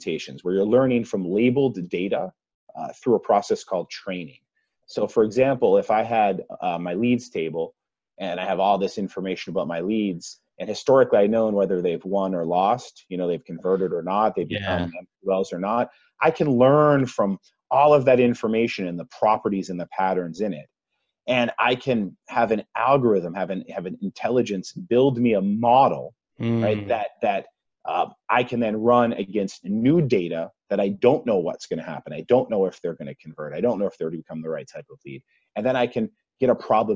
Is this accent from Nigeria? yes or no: no; Massachusetts, United States; accent: Massachusetts; my Massachusetts accent